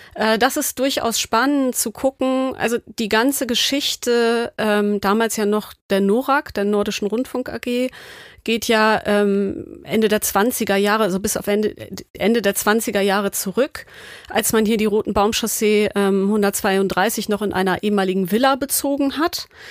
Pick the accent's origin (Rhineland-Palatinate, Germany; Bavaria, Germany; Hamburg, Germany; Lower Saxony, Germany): Hamburg, Germany; ich bin Hamburgerin